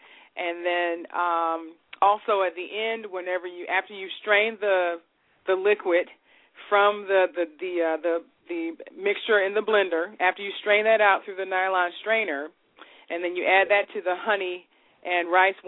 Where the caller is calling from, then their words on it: Virginia, United States; I'm calling from Virginia.